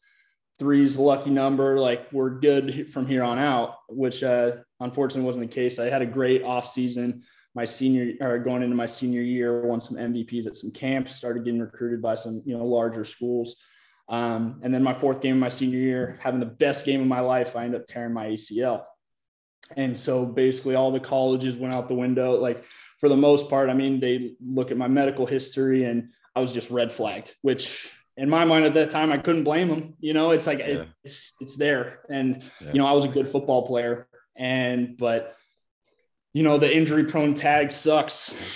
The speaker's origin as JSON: {"language": "English", "town": "Olympia", "region": "Washington", "country": "United States", "tie": "born or raised there", "also_born_or_lived": "Iowa", "moved": "yes", "lives_now": "Austin, United States", "said": "I originally grew up in Olympia, Washington"}